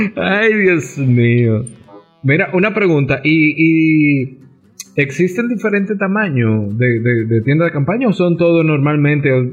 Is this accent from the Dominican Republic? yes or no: yes; Dominican Republic; buen dominicano, que nunca vemos